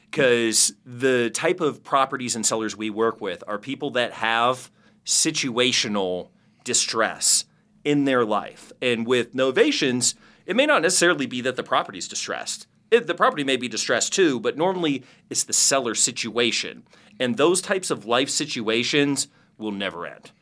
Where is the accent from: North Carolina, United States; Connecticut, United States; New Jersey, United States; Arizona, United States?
Arizona, United States; Phoenix; I'm from Phoenix, Arizona.